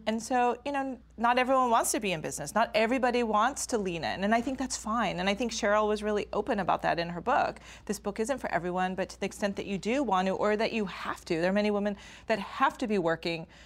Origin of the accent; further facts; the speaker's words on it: Stanford, California, United States; we grew up on the Stanford campus